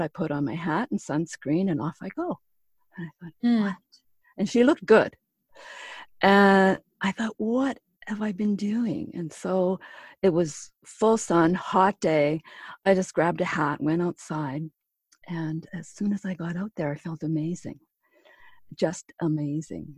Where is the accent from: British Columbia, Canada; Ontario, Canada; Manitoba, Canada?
Manitoba, Canada; Pine Falls; moved away; my hometown, which is Pine Falls, Manitoba